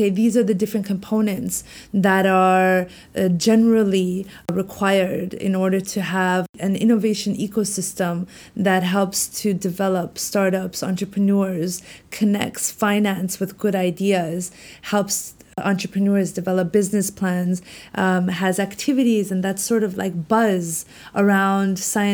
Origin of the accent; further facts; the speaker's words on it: Canada; moved away as an adult; also born or lived in Washington, D.C.; now in Beijing, China; I'm Canadian, Pakistani descent. So I was born in Canada, but my parents are Pakistani. So I was very much grew up in a Pakistani home. But I went to school in Canada.